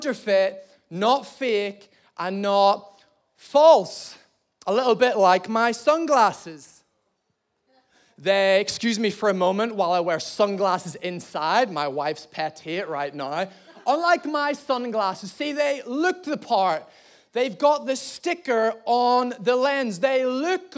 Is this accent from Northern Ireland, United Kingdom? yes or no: yes; Belfast, Northern Ireland, United Kingdom; moved away; I'm actually from Belfast, Northern Ireland.